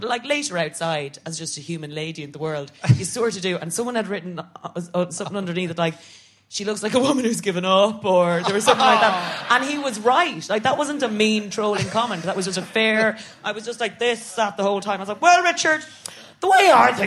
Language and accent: English; Ireland; I'm an Irish Catholic woman